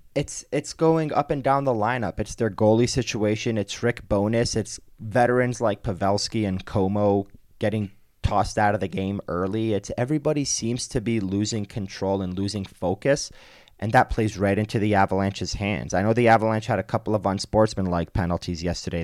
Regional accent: East Coast, United States; moved away; I'm from the East Coast

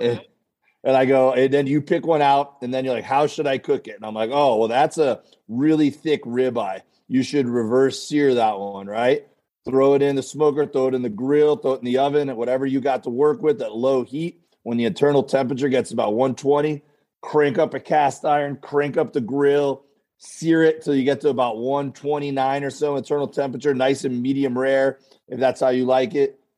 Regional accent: Florida, United States; now in Los Angeles, United States; we're both from Florida originally

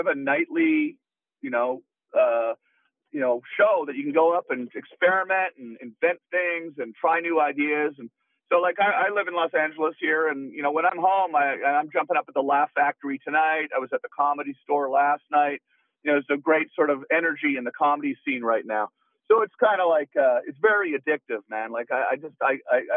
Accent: Canada; I'm Canadian.

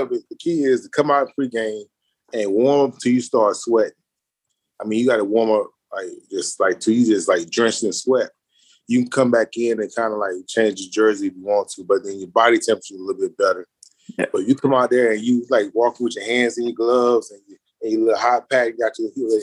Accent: Miami, Florida, United States; I'm from Miami

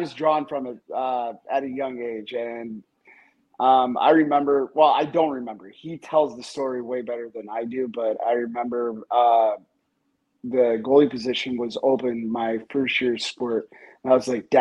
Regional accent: upstate New York, United States; my hometown in upstate New York

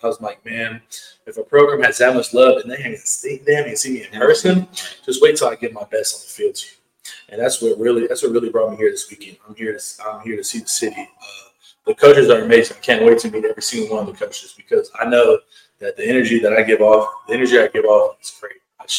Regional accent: Houston, Texas, United States; I'm from Houston, Texas, the Katy area.

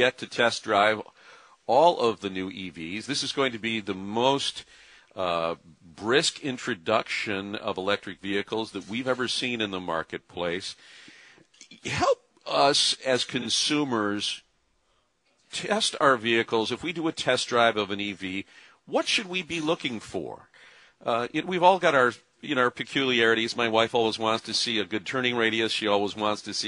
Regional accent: Grand Rapids, Michigan, United States; now in Detroit, United States; I grew up in Grand Rapids

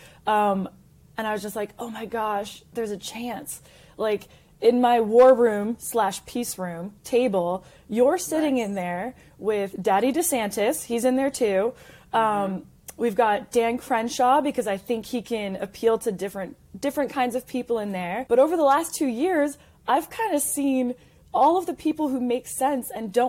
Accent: Canada; now in United States; I am Canadian. I'm a proud American immigrant who did it the right way

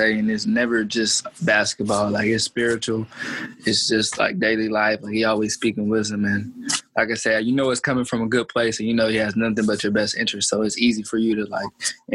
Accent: Roxboro, North Carolina, United States; grew up in Roxborough, North Carolina, like you guys know, like small city

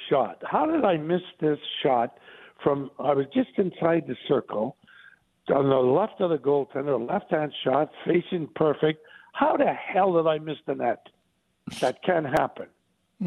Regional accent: Sault Ste. Marie, Ontario, Canada; I grew up with him in the Sioux

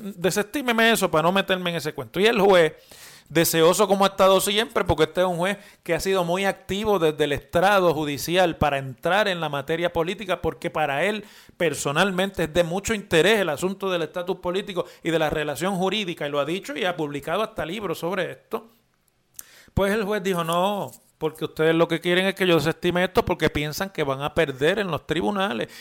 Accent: Puerto Rico; somos ciudadanos estadounidenses, eh, que vivimos en Puerto Rico

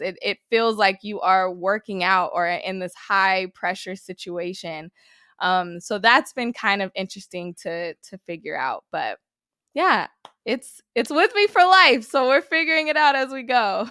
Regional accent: Sacramento, California, United States; I'm originally from Sacramento

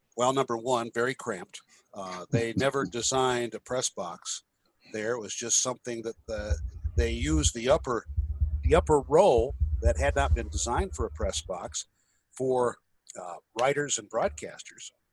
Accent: Illinois, United States; Illinois, which is even worse, my home state

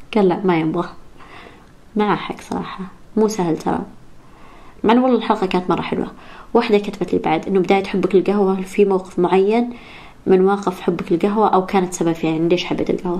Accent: Saudi Arabia; now in Riyadh, Saudi Arabia; الإنجليزي اللي درسته، درسته بالسعودية. ب-, يعني بالمدارس كان مرة سيء

